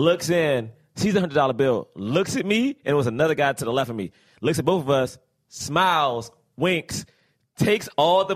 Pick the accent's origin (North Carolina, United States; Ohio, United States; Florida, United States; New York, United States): New York, United States; as a New Yorker